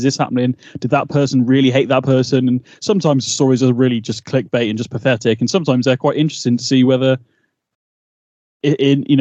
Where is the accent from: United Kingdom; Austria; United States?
United Kingdom; We're two British guys